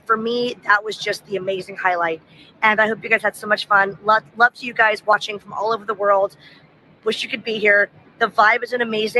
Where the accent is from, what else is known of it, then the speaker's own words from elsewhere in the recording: United States; moved away as an adult; now in United Kingdom; I'm from America, but I've lived in the UK for almost 7 years now.